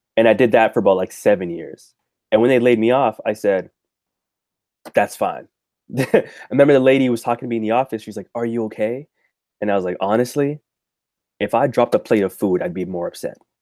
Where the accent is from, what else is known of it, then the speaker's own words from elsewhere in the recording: Toronto, Ontario, Canada; I'm from Toronto, Canada